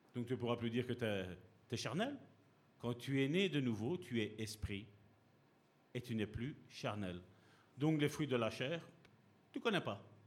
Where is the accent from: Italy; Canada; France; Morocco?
Italy; je suis italien